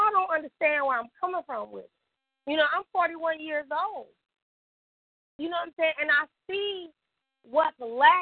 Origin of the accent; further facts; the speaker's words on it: Detroit, Michigan, United States; now in Birmingham, United States; I'm from Detroit